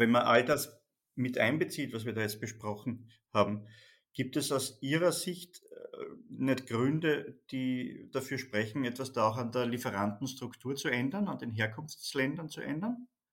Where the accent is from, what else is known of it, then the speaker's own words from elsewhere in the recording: Austria; Bei uns in Österreich